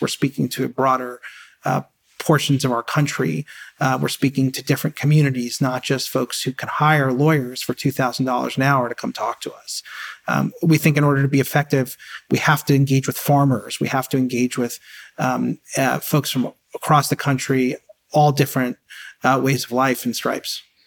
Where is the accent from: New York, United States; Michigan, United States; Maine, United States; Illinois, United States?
New York, United States; New York City; I grew up in, in a, you know, as middle class as you can get, in Queens, in an apartment